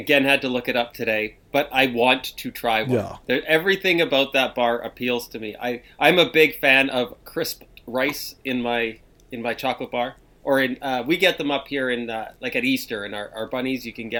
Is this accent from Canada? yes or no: yes; Canada; when you grow up as a Canadian